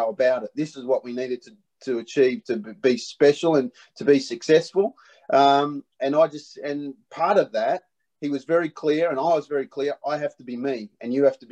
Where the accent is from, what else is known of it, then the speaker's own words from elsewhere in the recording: Perth, Western Australia, Australia; I was brought up in Perth